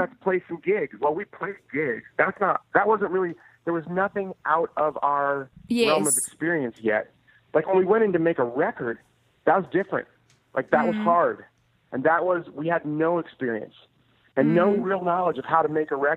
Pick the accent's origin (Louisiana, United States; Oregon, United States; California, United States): California, United States; Oakland; I grew up in Oakland